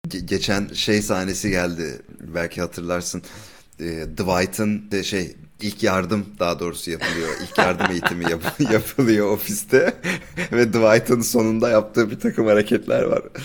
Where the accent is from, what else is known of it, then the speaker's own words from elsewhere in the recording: Turkey; Biz Türk'üz